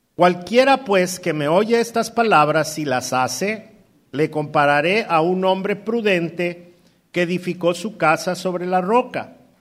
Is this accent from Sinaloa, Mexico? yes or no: no; Mexico City, Mexico; moved away as an adult; also born or lived in Coacalco, State of Mexico / Ecatepec, State of Mexico; nosotros somos chilangos. Y no me avergüenzo de ser chilango.